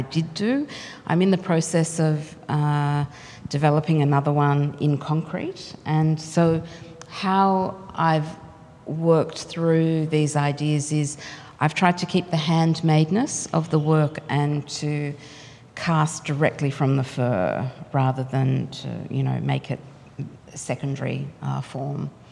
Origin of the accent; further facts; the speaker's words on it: Australia; cultural identity as an Australian